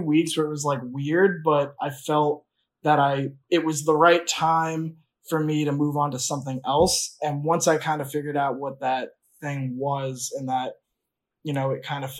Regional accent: Long Island, New York, United States; I grew up on Long Island

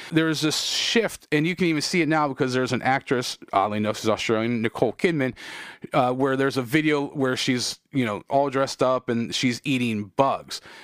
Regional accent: United States; I'm proud of being American

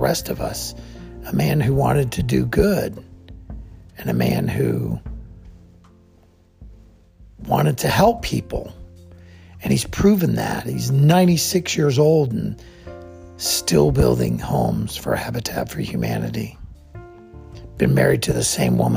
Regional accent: Plains, Georgia, United States; I grew up in Plains, Georgia, the home of Jimmy Carter

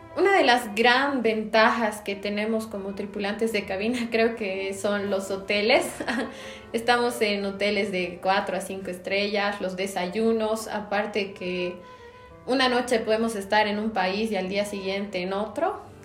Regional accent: La Paz, Bolivia; soy de La Paz, Bolivia

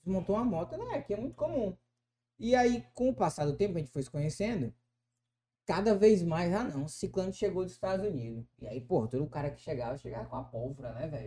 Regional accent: Pará, Brazil; moved away as an adult; now in United States; eu venho lá do estado do Pará. É um estado muito grande

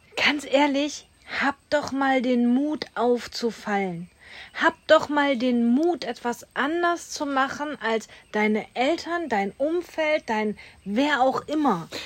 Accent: Duisburg, North Rhine-Westphalia, Germany; bin Ghetto-Kind, ich komme aus Duisburg.

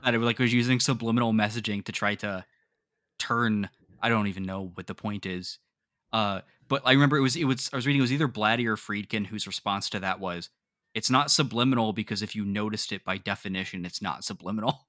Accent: the North, Northern United States, United States; as a northern boy

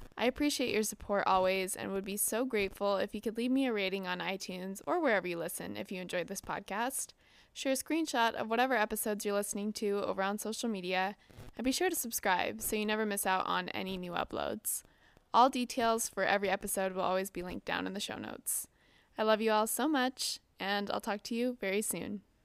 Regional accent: Southern California, United States; I'm from Southern California

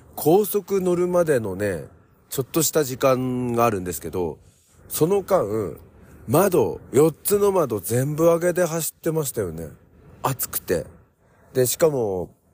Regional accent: Japan; 日本です

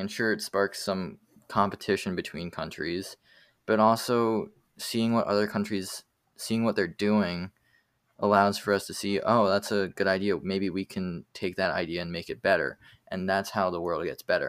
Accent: United States; as an American bias

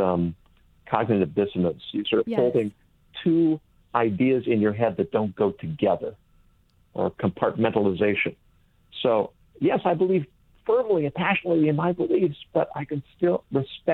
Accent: California, United States; moved away as an adult; I grew up in California

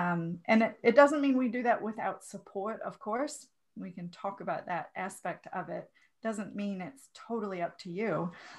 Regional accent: Minnesota, United States; Not too far away from you, from Minnesota. So, you know, really close to Canada, where I spent the first 28

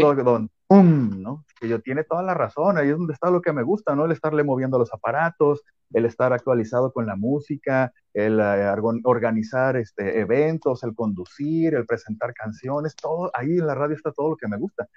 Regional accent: Guadalajara, Jalisco, Mexico; moved away as an adult; now in Culiacán, Mexico; yo soy originario de Guadalajara y eh, yo empecé todo esto allá y me vine para acá

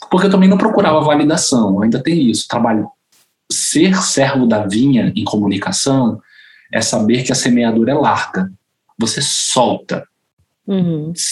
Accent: Bolivia; porque eu sou boliviana

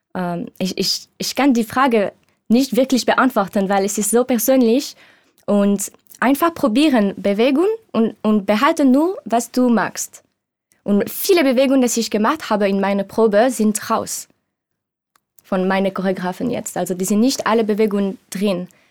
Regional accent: Switzerland; German is a second language; moved away; ich bin Schweizerin ich bin 27 Jahre alt

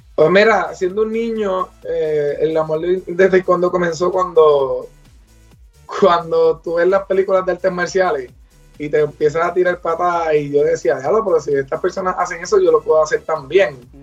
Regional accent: Puerto Rico; soy del pueblo del Bonito, eh, soy el capitán del equipo nacional de Puerto Rico

